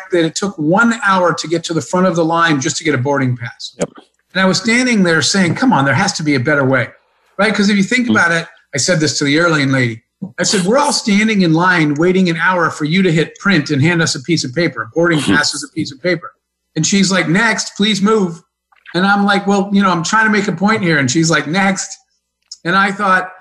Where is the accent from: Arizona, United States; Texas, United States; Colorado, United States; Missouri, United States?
Arizona, United States; I grew up in Arizona in kind of small town, middle of nowhere in the desert